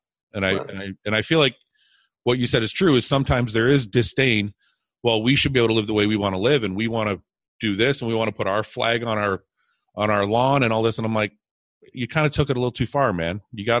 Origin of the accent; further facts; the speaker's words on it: Canada; I was born here in Canada.